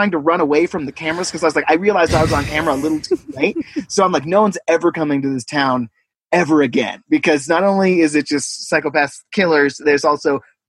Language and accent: English; Bellingham, Washington, United States; oh, I'm from Bellingham.